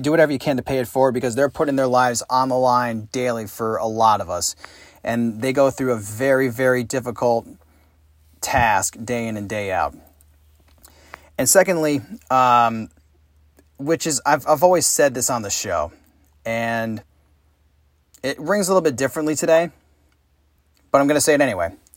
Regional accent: Saratoga Springs, New York, United States; my hometown of Saratoga Springs, New York

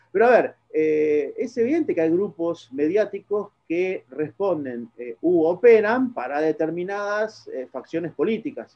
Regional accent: Argentina; Soy argentino y de repente trabajé muchos años de periodista

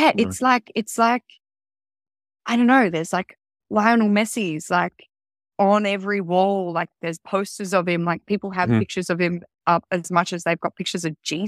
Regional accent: Kalamunda, Western Australia, Australia; I had a really wonderful mom, a really wonderful family, and I had a beautiful childhood growing up in Kalamunda. So Kalamunda represents.

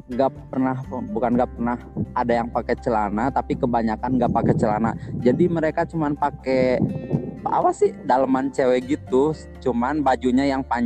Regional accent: West Java, Indonesia; aku bukan orang Cina aku asli itu kata aku original Sunda kata aku gitu

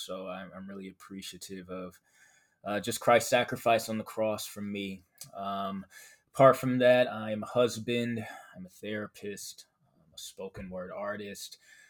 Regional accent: Milwaukee, Wisconsin, United States; I am from Milwaukee, Wisconsin. So we have a lot of cold weather here.

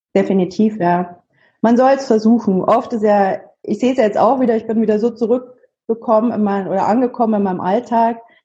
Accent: Munich, Bavaria, Germany; ich komme aus München

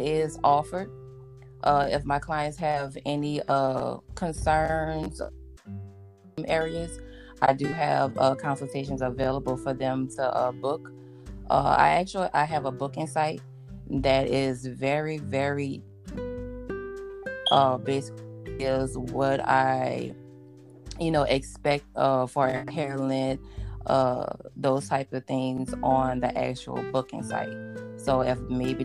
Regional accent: New Orleans, Louisiana, United States; moved away; I am originally from New Orleans, Louisiana

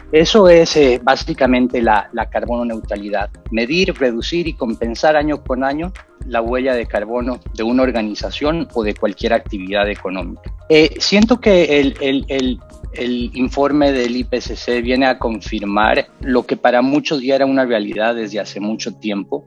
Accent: Bolivia; moved away as an adult; now in Costa Rica; soy em, soy boliviano, pero tengo 16 años de residir en, Costa Rica.

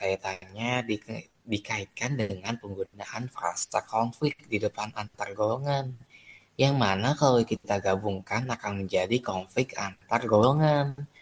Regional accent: Minangkabau, West Sumatra, Indonesia; suku aku tuh sukunya suku Minang

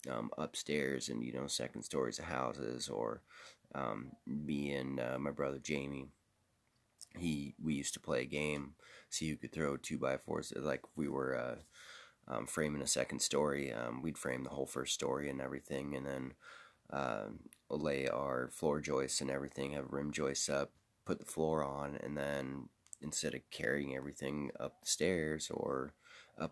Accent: Seattle, Washington, United States; I'm from Seattle.

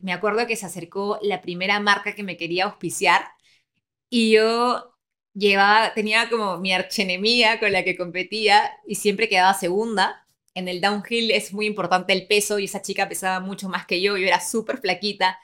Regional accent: Lima, Peru; moved away as an adult; also born or lived in Milan, Italy; Nací en Lima, Perú, en el distrito de San Isidro

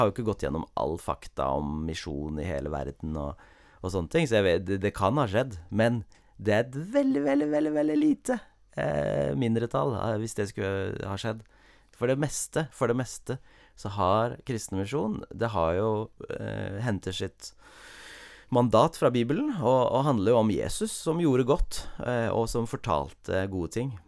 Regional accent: Cameroon; jeg har et lokalt, eller et eksempel fra der jeg vokste opp, i Kamerun i Vest-Afrika.

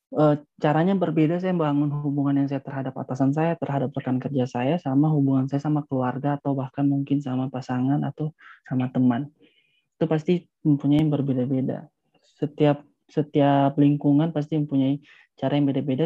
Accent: Palu, Central Sulawesi, Indonesia; saya asalnya dari Palu

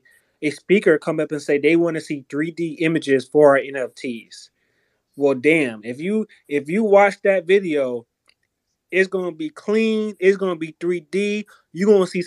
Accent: Deep South, United States; I'm from the Deep South. I'm from the Deep South.

